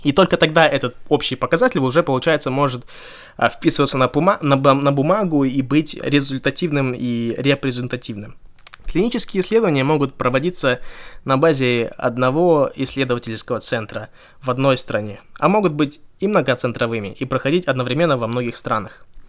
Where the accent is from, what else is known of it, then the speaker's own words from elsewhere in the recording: Kazakhstan; moved away; я из Казахстана